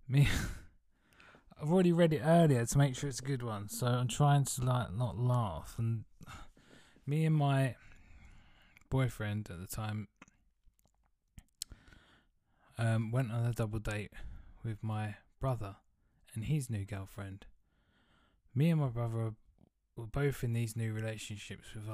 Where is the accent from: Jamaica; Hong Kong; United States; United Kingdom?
United Kingdom; Southend-on-Sea, East of England; moved away; I'm going back to Southend-on-Sea, which is where I'm from